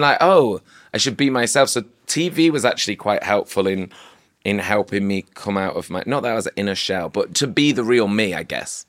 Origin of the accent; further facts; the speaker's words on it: Manchester, North West England, United Kingdom; also born or lived in Oldham; now in London, United Kingdom; growing up in Manchester